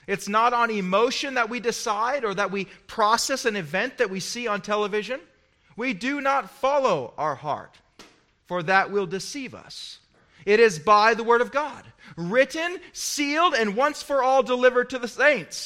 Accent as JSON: {"language": "English", "country": "United States", "said": "as an American"}